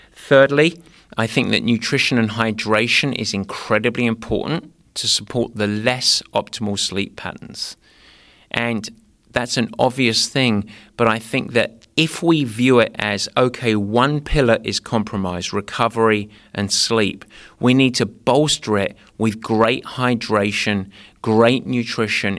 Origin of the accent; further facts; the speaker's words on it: England, United Kingdom; moved away; growing up in England